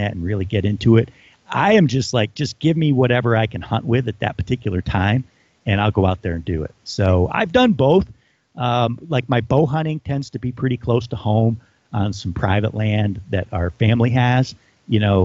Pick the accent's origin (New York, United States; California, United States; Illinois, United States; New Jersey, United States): New York, United States; Adirondacks; growing up in the Adirondacks